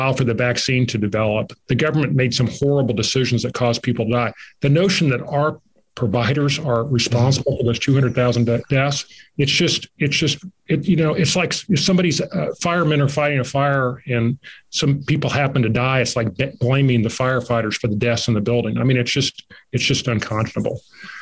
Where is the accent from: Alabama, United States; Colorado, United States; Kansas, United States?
Kansas, United States; I'm from Kansas